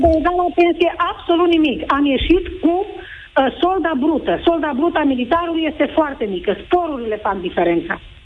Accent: Oradea, Bihor County, Romania; sunt din Oradea

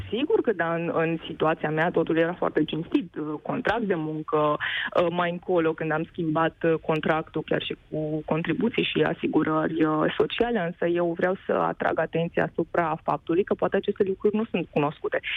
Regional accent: Romania; moved away as an adult; also born or lived in Germany; din România

